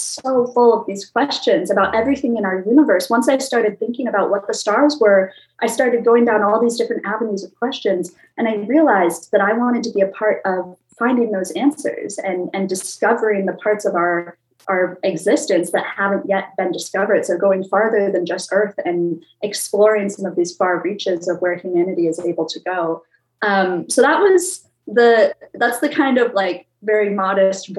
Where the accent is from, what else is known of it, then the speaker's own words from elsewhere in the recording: Minnesota, United States; I grew up in Minnesota, which being a very Midwest landlocked state